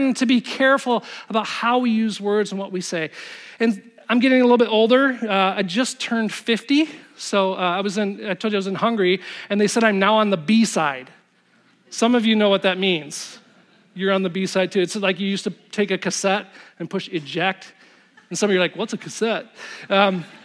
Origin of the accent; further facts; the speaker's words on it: Zeeland, Michigan, United States; I grew up in Zealand